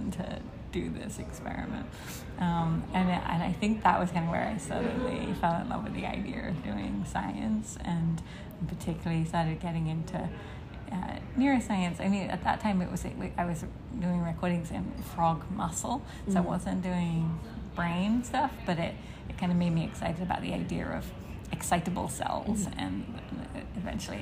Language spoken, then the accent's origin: English; London, United Kingdom; moved away as an adult; also born or lived in Cambridge, England / Oxford, England; now in Boston, United States; I am from England originally. I was born in London